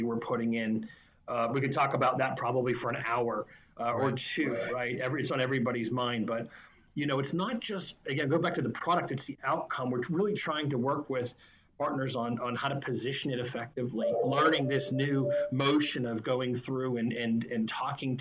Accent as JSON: {"language": "English", "town": "Pittsburgh", "region": "Pennsylvania", "country": "United States", "tie": "born or raised there", "also_born_or_lived": "Penn State", "moved": "as an adult", "lives_now": "Florida, United States", "said": "I was born and raised in Pittsburgh"}